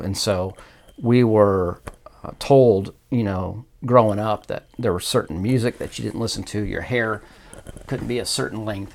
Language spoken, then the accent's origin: English; Indianapolis, Indiana, United States; I'm at originally from Indianapolis, Indiana. So, born and raised there